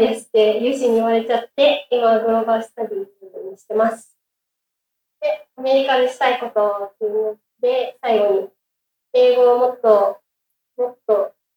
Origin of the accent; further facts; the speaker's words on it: Aichi, Japan; moved away; 出身は愛知県の宇都宮市です